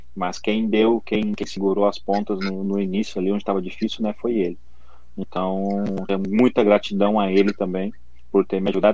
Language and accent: Portuguese; Rio Grande do Sul, Brazil; eu sou do Rio Grande do Sul